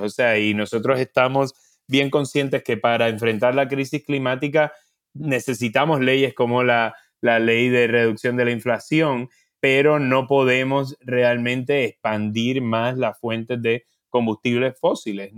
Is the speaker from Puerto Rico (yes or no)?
yes; Puerto Rico; yo por ejemplo soy de Puerto Rico